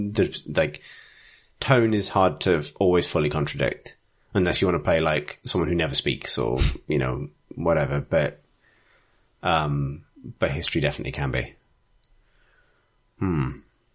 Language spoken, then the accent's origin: English; Salisbury, South West England, United Kingdom; I'm from Salisbury.